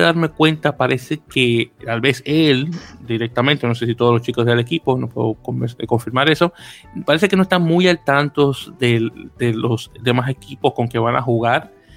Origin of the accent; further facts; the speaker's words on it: Santo Domingo, Dominican Republic; now in United States; yo soy, yo soy de Santo Domingo, República Dominicana